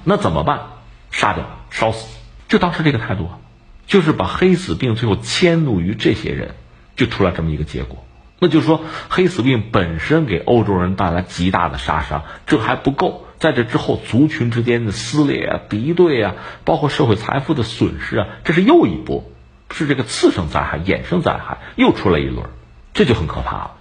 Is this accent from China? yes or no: yes; China; 作为我们中国人